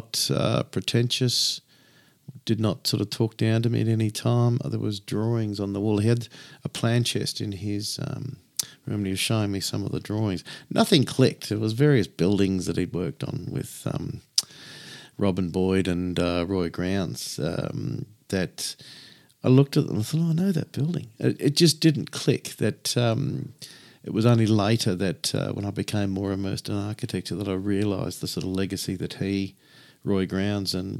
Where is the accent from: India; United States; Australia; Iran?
Australia; I'm Australian.